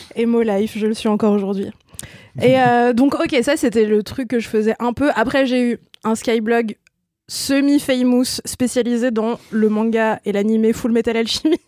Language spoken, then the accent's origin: French; Ain, near Lyon, Auvergne-Rhône-Alpes, France; moved away; un bled de, 7000 habitants à à peu près 25 km de Lyon